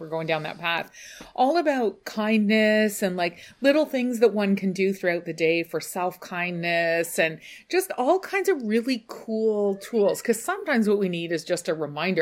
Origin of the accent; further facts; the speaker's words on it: United Kingdom; we're British